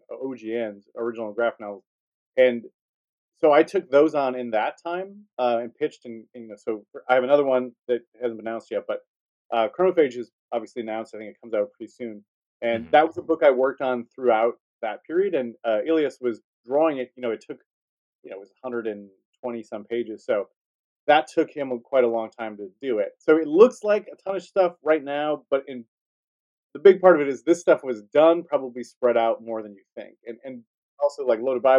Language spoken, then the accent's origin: English; Wisconsin, United States; now in Chicago, United States